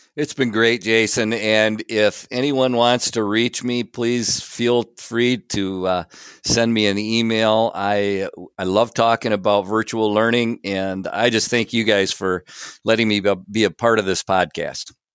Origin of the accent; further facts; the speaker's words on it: Big Rapids, Michigan, United States; I grew up here in Big Rapids